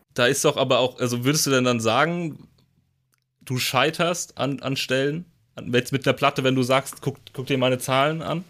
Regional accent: Rhine-Main area, Germany; ich komme auch aus dem Rhein-Main-Gebiet

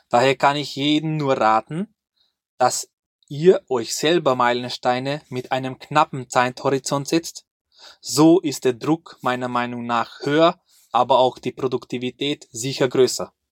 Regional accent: Hungary; now in Austria; ich komme ursprünglich aus Ungarn. Und vor, sag ich mal, sechs Jahren sind wir mit meiner kleinen Familie nach Österreich gezogen.

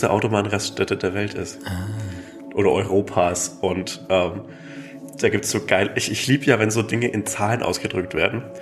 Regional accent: Rheindorf, Germany; Also ich glaube, die Freiwillige Feuerwehr in Rhein, in meinem Heimat, in Rheindorf

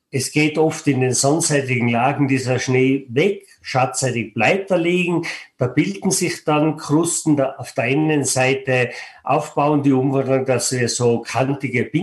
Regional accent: Stubai Valley, Tyrol, Austria; Ich bin selber ein Mensch aus den Bergen. Ich bin geboren und aufgewachsen im Stubetal und sitze momentan im Stubetal

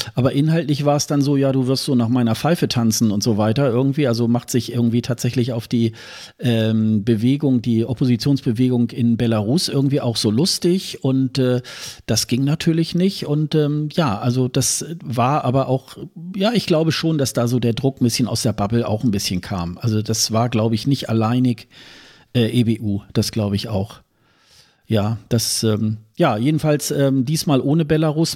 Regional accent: Hildesheim, Lower Saxony, Germany; moved away; meine Geburtsstadt Hildesheim

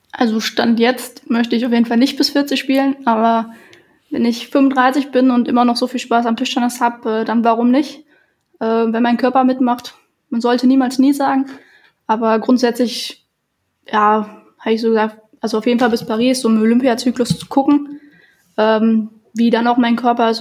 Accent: Germany; wir kommen aus Deutschland

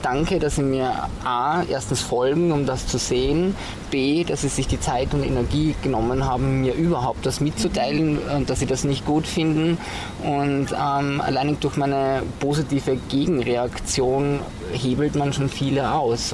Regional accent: southern Styria, Austria; also born or lived in Graz; ich bin ja in der Südsteiermark aufgewachsen, ein absolutes Landei

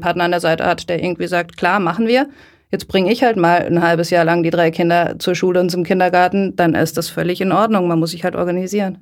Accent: Lörrach, Baden-Württemberg, Germany; Ich bin ähm, in der Nähe von Basel in Lörrach groß geworden

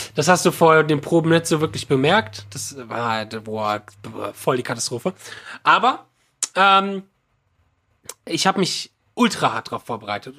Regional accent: Frankfurt area, Hesse, Germany; der Schlagzeuger und ich, wir kommen aus dem Frankfurter Raum

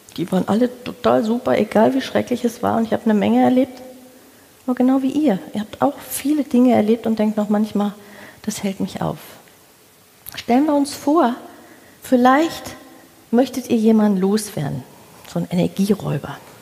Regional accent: the Ruhr, North Rhine-Westphalia, Germany; moved away as an adult; now in Hamburg, Germany; Ich bin nach Hamburg gezogen. Ich habe meine Wahlheimat gefunden, wobei ich gedacht habe, ich komme aus dem Pott. Ich gehe da nie weg

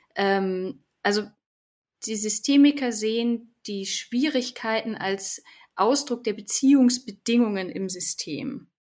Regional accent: Munich, Bavaria, Germany; also born or lived in Heidelberg; bin aus München schon, schon immer gewesen

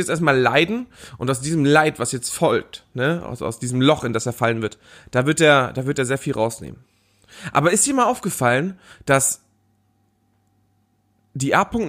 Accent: Northern Germany, Germany; Ja, ich komme ja auch eher aus dem Norden, da ist, da, da hat er nicht so einen guten Ruf.

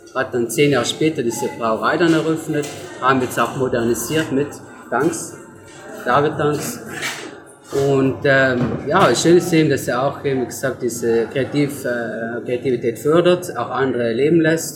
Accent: near Merano, South Tyrol, Trentino-Alto Adige, Italy; ich komme aus Luftor, das liegt bei Maran, also auch ein schönes Südtor, Italien.

